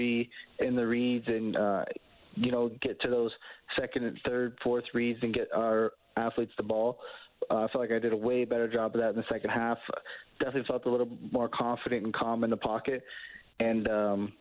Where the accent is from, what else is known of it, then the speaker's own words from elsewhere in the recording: Canada; being a Canadian quarterback